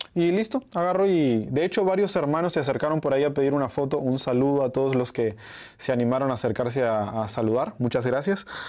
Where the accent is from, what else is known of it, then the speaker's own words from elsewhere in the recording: Uruguay; now in Mexico; yo soy de Uruguay, pero hace un tiempo que vivo acá en México porque me encanta México